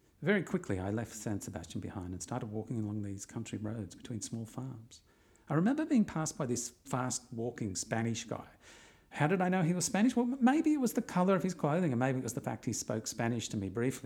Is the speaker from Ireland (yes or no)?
no; Australia; I'm Australian.